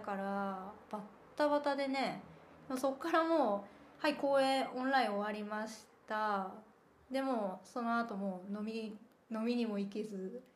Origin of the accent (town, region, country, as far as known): Kansai, Japan; born or raised there; moved away as an adult; also born or lived in Shikoku; now in Berlin, Germany